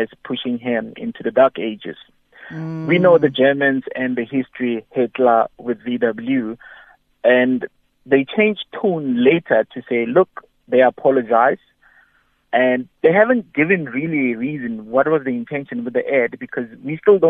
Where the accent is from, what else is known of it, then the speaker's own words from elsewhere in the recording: Mabopane, Gauteng, South Africa; I'm from Mabupan